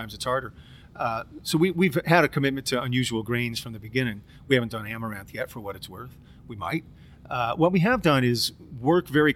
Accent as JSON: {"language": "English", "town": "Cincinnati", "region": "Ohio", "country": "United States", "tie": "born or raised there", "said": "here in my hometown"}